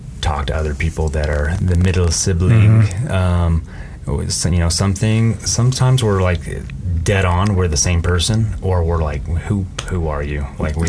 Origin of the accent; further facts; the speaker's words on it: Colorado Springs, Colorado, United States; We were fortunate enough to kind of grow up in just a cool little community downtown and then below UCCS in the Cragmore area.